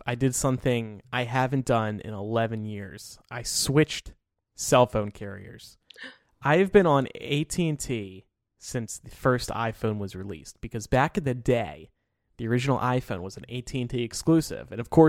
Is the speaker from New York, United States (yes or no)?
no; Medford, New Jersey, United States; born there; when I was born in 1989 in Medford, New Jersey.